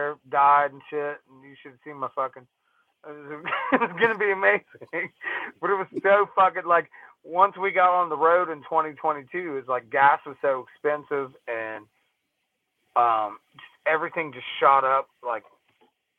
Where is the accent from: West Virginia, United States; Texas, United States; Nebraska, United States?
West Virginia, United States; now in Columbus, United States; I grew up in West Virginia, so I'm redneck as fuck